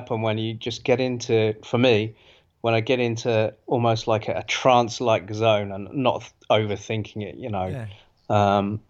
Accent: Australia; sometimes I'm English, for God's sake. I'm an Anglo-Australian, so I mean, we're the kings of swearing, so it's pretty hard to rein it in sometimes.

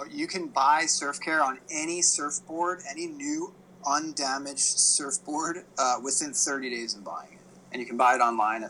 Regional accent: Hawaii, United States; also born or lived in East Coast, United States; growing up in Hawaii

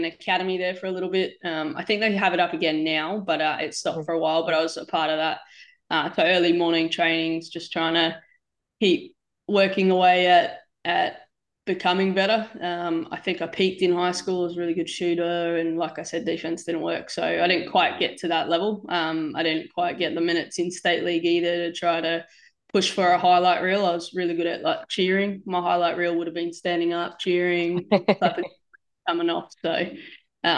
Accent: Gold Coast, Queensland, Australia; moved away as an adult; also born or lived in Townsville; now in Jersey City, United States; We grew up on the Gold Coast

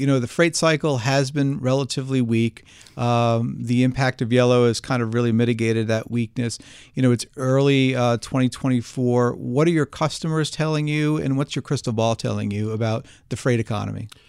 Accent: New Jersey, United States; accent: Jersey; my Jersey accent

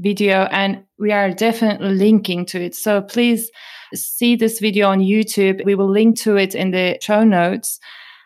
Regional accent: Turkey; moved away; I come from Turkey and I grew up in Turkey

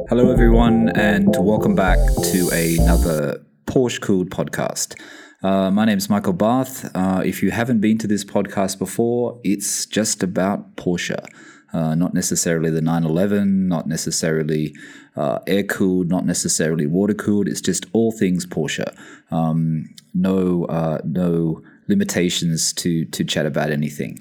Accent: Sydney, New South Wales, Australia; moved away as an adult; also born or lived in London, United Kingdom; now in Bahrain; I'm originally from Sydney

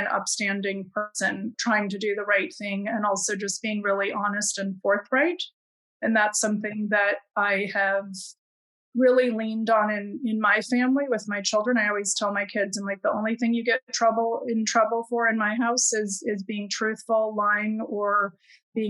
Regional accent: Midwest, United States; I grew up in the Midwest

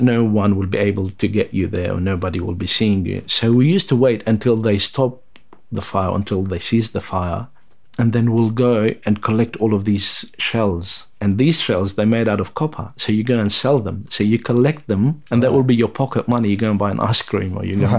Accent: Beirut, Beirut Governorate, Lebanon; moved away as an adult; also born or lived in South Lebanon; now in Tasmania, Australia; I was born and brought up in Beirut, same thing with my father

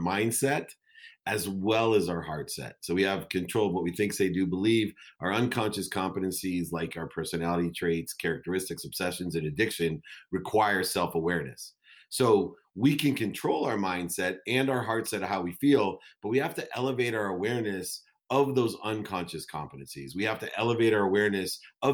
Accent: Akron, Ohio, United States; my entire community when I grew up in Akron, Ohio

